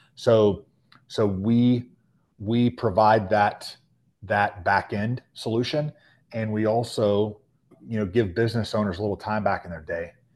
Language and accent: English; Charlotte, North Carolina, United States; born and raised in the Charlotte, the greater Charlotte area